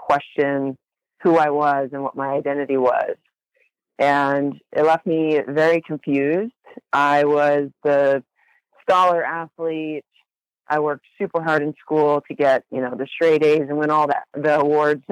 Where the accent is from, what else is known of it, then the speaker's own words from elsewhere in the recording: Huntington Beach, California, United States; I grew up in Huntington Beach in Orange County. My whole life I've lived in California